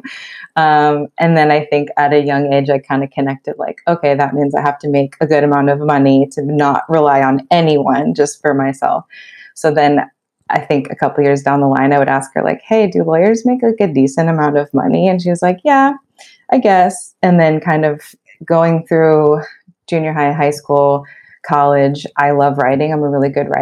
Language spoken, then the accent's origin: English; Los Angeles, California, United States; also born or lived in Pennsylvania; I grew up in the Los Angeles area